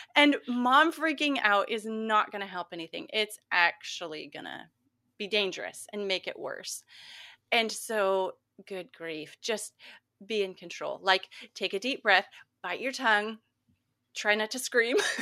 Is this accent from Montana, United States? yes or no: yes; Montana, United States; growing up in Montana